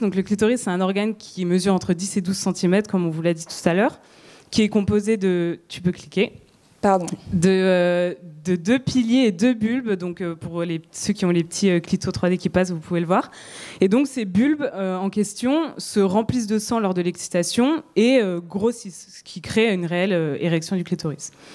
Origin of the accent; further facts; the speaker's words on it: France; chez nous, en France